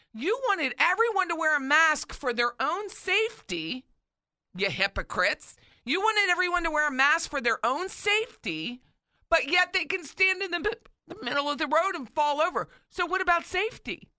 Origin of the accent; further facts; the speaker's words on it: Philadelphia, Pennsylvania, United States; now in Tallahassee, United States; my home state of Philly.